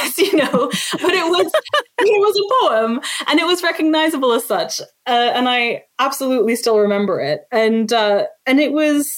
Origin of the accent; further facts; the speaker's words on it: Canada; also born or lived in Lebanon; I was born in Canada, but my parents were born in Lebanon